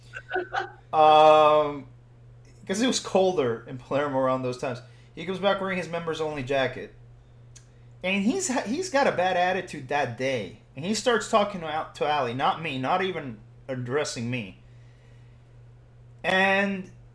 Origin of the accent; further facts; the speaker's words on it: Puerto Rico; I'm Puerto Rican